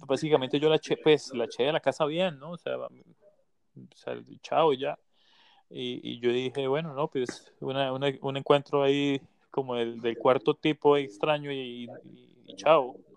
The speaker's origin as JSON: {"language": "Spanish", "country": "Colombia", "moved": "yes", "said": "yo también soy de Colombia"}